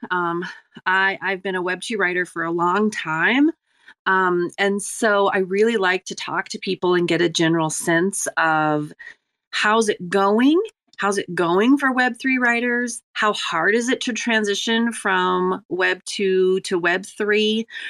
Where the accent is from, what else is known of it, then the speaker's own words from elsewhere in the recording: Ireland; I'm Irish